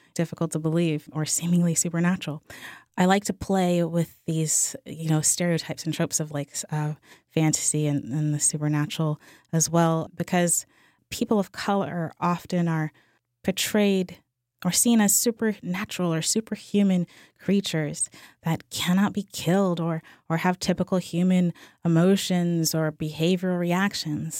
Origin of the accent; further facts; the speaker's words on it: New Orleans, Louisiana, United States; I'm from New Orleans